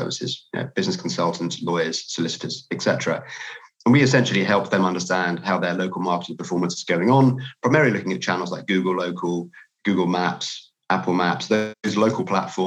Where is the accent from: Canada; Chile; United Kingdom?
United Kingdom; I'm from the UK from my accent